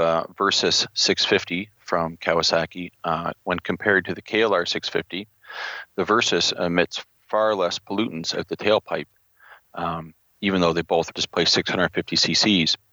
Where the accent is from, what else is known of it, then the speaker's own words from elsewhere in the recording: New Brunswick, Canada; I'm from New Brunswick in the east coast of Canada